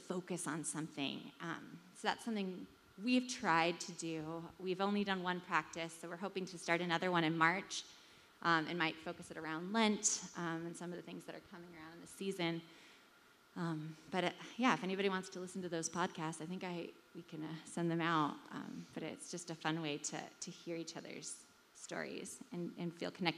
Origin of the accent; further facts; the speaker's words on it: California, United States; moved away; I'm from California. I've spent a lot of my time abroad